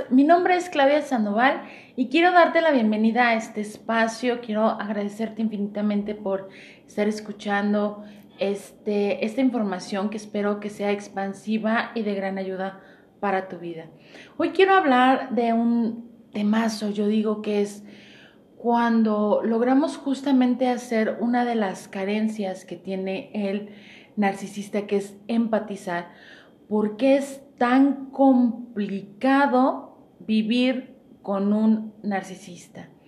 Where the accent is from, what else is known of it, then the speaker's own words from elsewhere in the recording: Mexico; Y a lo mejor como buen chiste mexicano, para no dejar de fuera mi mexicanidad